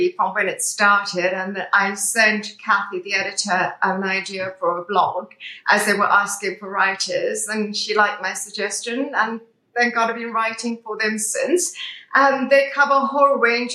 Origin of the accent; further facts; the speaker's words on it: South Africa; now in United Kingdom; being South African originally, I grew up under apartheid